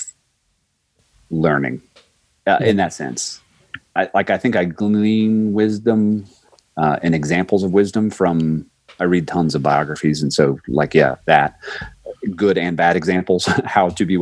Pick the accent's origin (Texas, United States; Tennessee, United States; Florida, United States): Florida, United States; moved away; I'm from Florida